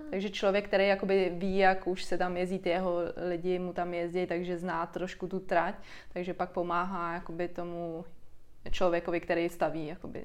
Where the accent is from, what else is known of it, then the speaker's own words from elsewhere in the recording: Czechia; u nás v Čechách